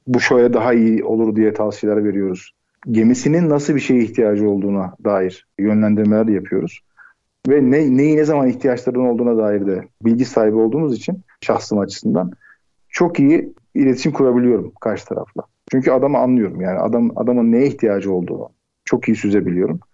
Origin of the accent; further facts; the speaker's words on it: Istanbul, Turkey; Ocak 1978 e, İstanbul doğumluyum. İlk orta lise eğitimlerimi e, İstanbul'da tamamladım